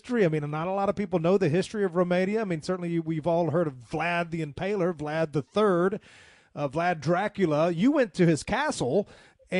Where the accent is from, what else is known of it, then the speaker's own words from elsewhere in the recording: the American South, United States; I identify more as a Southerner than an American.